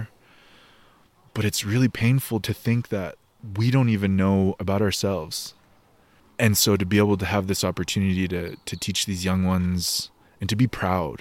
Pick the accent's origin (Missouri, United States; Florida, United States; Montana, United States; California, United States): Montana, United States; also born or lived in Bozeman, Montana; I was born in Bozeman, Montana, and I grew up. I split time on 2 different reservations in what we now call Montana